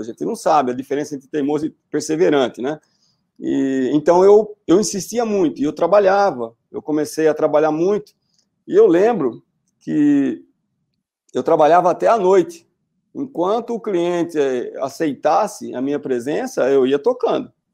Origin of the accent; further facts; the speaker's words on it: Lençóis Paulista, São Paulo, Brazil; moved away as an adult; also born or lived in Seropédica, Rio de Janeiro; now in Tatuí, Brazil; eu sou de Lençóis Paulista e, do interior de São Paulo. Eu brinco, né, que eu sou um jacu, literalmente, né? Eu nasci numa cidade pequena